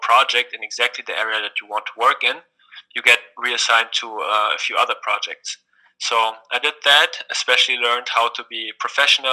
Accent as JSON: {"language": "English", "region": "Berlin", "country": "Germany", "also_born_or_lived": "Indiana", "said": "I myself, I come from Berlin, from a secular background."}